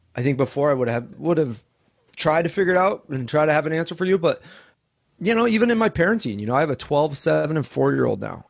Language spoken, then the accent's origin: English; Coeur d'Alene, Idaho, United States; moved away as an adult; also born or lived in Southern California; now in Maui, United States; I grew up in Coeur d'Alene, Idaho.